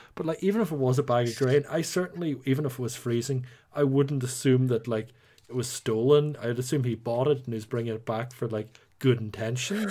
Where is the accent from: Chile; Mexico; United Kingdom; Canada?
United Kingdom; Northern Ireland; accent: Northern Irish; you might not count this as an Irish accent 'cause I'm technically a Nordy